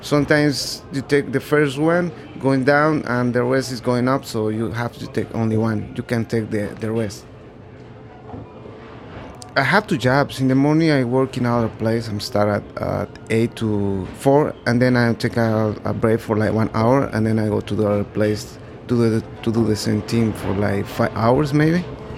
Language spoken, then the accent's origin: English; Puebla, Mexico; now in New York, United States; I'm 31 years old. I'm from Mexico. The name of the city is Puebla. All my family is in there. I live in here in New York with my brother, almost 6 years.